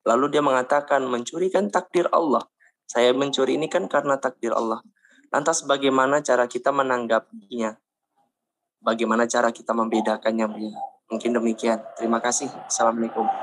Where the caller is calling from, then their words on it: West Sumatra, Indonesia; Saya dari Agam